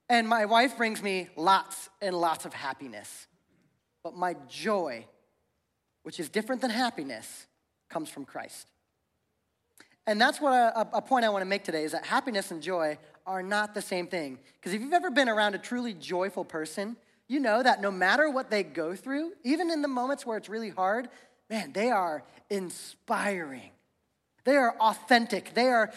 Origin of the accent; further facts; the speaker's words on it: Ohio, United States; moved away as an adult; now in Spokane, United States; I grew up in Ohio. I've been here for about 8 years, but growing up in Ohio, I literally learned how to drive in the snow and in the ice